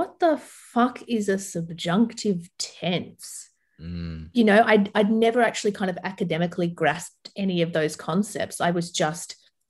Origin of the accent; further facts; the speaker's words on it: Sydney, New South Wales, Australia; English is a second language; also born or lived in Lebanon; I grew up in Bankstown, which is the most multicultural, you know, council of the most multicultural city in possibly the world